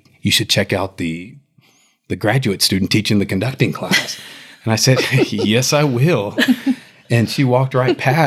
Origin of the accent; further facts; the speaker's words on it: Houston, Texas, United States; I grew up in Houston, Texas, in one of the ghettos in Houston